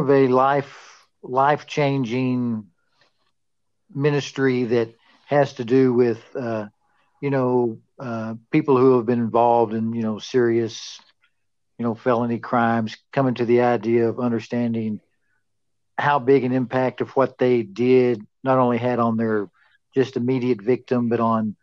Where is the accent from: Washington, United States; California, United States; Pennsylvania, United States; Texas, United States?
Texas, United States; Amarillo; also born or lived in Pampa, Texas; I was born in Pampa, and we moved to Amarillo, and I went to school, grew up here in Amarillo.